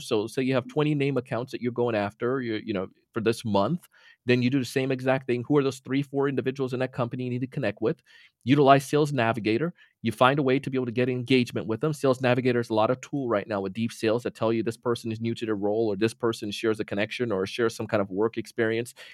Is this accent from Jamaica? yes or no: yes; Jamaica; now in Florida, United States; ever since a kid and growing up in Jamaica